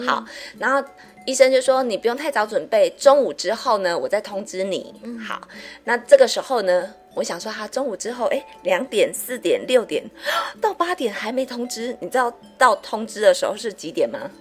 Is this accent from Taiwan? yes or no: yes; Taiwan; 因为我们台湾人的饮食通常钙质都摄取不足